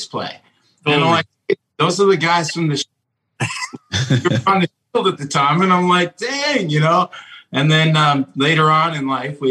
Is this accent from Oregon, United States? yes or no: yes; Salem, Oregon, United States; moved away as an adult; also born or lived in Los Angeles; I grew up in Salem, right where you guys were